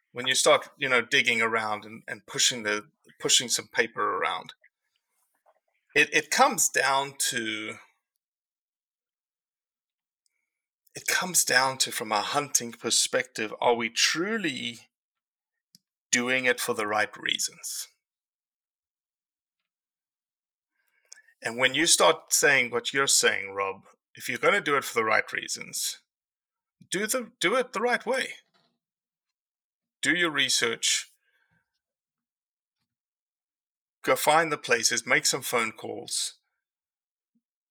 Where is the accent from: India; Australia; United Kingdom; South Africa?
South Africa; now in Mississippi, United States; I came to this country as a South African